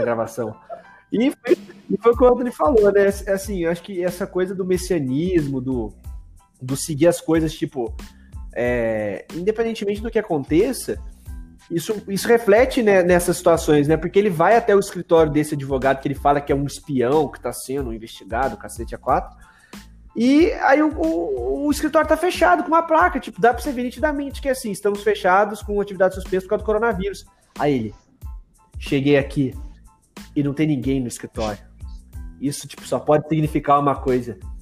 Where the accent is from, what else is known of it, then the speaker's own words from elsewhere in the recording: Brazil; a gente é brasileiro